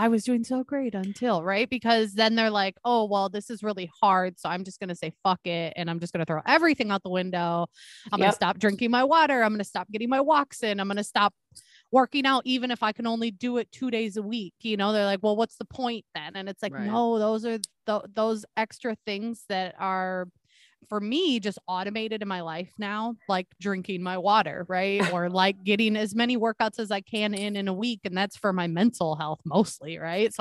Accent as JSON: {"language": "English", "region": "Wisconsin", "country": "United States", "moved": "yes", "lives_now": "Minnesota, United States", "said": "I'm originally from Wisconsin"}